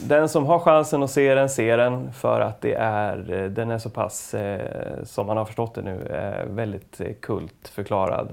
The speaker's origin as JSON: {"language": "Swedish", "town": "Ljusne", "region": "Gävleborg County", "country": "Sweden", "tie": "born or raised there", "said": "det här hände då i Ljusne, där jag växte upp"}